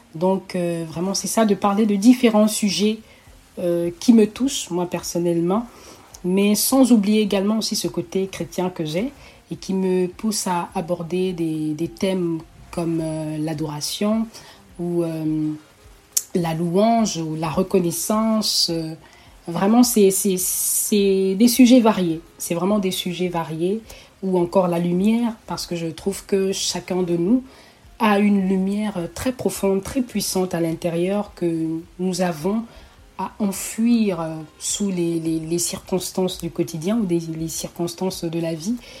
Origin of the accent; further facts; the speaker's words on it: Togo; also born or lived in Oyem, Gabon / Libreville, Gabon; now in Canada; je voyage avec ma mère et ma petite famille euh, vers le Togo, qui est mon pays natal